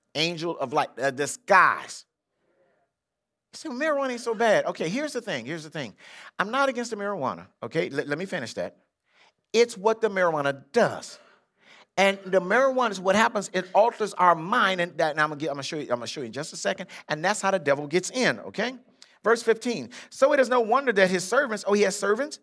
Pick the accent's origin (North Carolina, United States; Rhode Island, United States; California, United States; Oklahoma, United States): California, United States; Compton; born or raised there